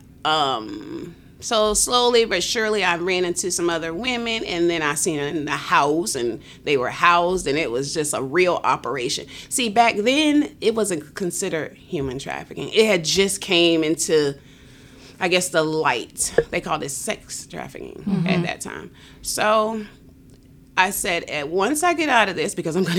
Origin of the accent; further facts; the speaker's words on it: West Palm Beach, Florida, United States; I'm from West Palm Beach, Florida.